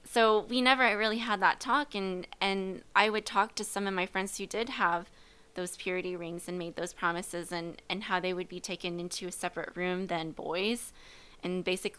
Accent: Midwest, United States; Growing up in the Midwest, I consider myself a Midwestern girl.

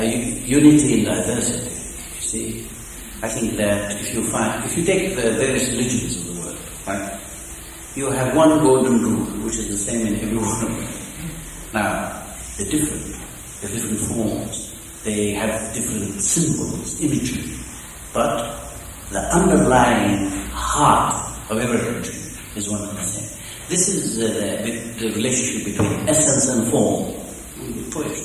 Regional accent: Lebanon; moved away as an adult; also born or lived in Nazareth, Israel; I live in Lebanon, I educated there

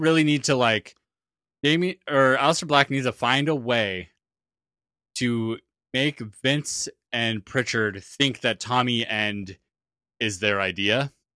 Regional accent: New Zealand; now I'm actually from New Zealand

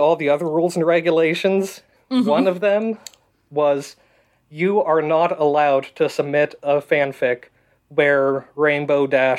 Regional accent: United States; So, I am an American, and I know that, like, you know, I grew up saying the Pledge of Allegiance every day

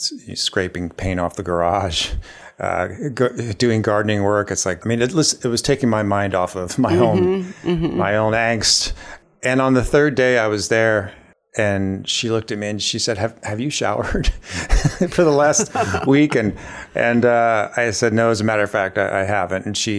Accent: Ohio, United States; now in Kingston, United States; So I grew up in Ohio, just south of Columbus. I'm one of five children.

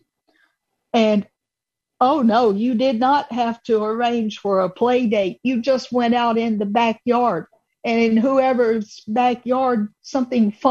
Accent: Atlanta, Georgia, United States; growing up in the Atlanta area

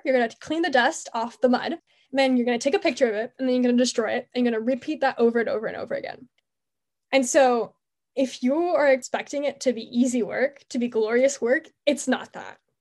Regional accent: Montreal, Quebec, Canada; I'm from Montreal, Canada

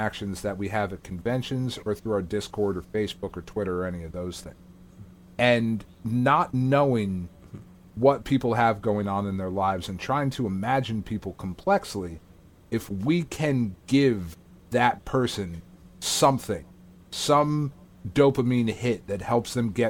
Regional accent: New Jersey, United States; we're fucking schmucks from New Jersey

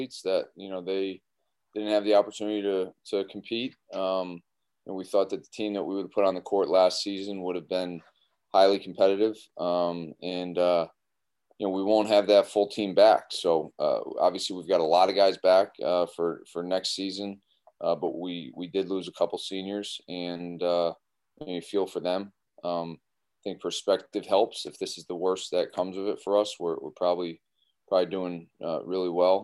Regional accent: Springfield, Massachusetts, United States; I grew up in Springfield, Massachusetts

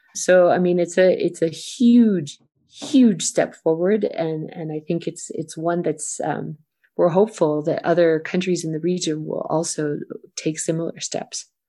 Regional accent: United States; an American

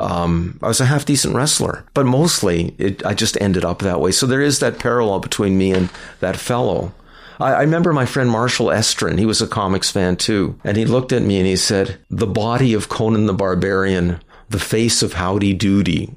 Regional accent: Canada; We're Canadian

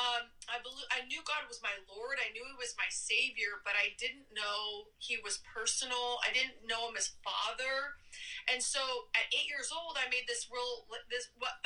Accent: Oregon, United States; I'm from Oregon

